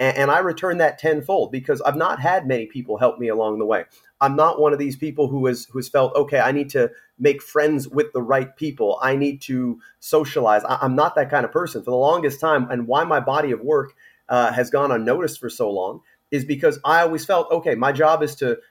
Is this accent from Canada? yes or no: yes; Canada; as a Canadian